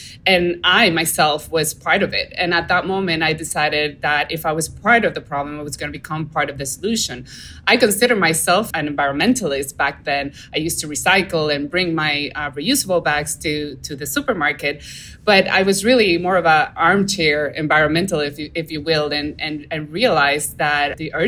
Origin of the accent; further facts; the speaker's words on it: Dominican Republic; now in Florida, United States; I grew up in the Caribbean, so I was very close to the natural world. We would go camping and we would go fishing and scuba diving and snorkeling in a lot of our coral reef systems and on the coast of the Dominican Republic.